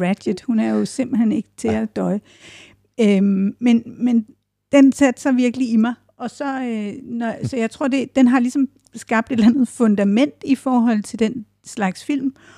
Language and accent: Danish; Odense, Southern Denmark, Denmark; den by, jeg er født